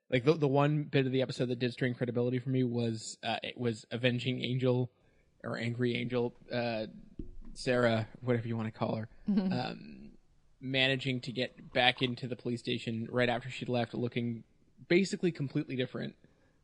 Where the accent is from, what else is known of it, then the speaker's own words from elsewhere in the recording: Canada; I'm Canadian